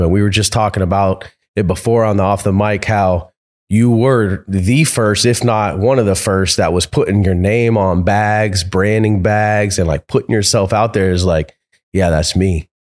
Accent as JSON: {"language": "English", "region": "Florida", "country": "United States", "said": "We come from Florida"}